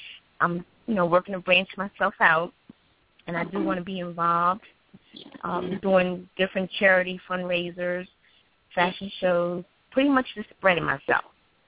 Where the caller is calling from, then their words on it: Wilmington, Delaware, United States; Wilmington, Delaware.